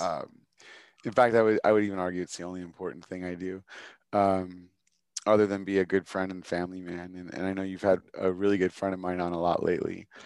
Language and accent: English; Chicago, Illinois, United States; as a Chicagoan, you are a diehard fan of Chicago